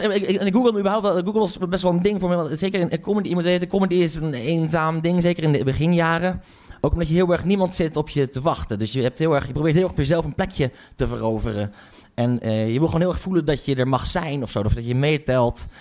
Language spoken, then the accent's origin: Dutch; Haren, Groningen, Netherlands; Ik kom uit Groningen, of eigenlijk ik kom uit, uit Haren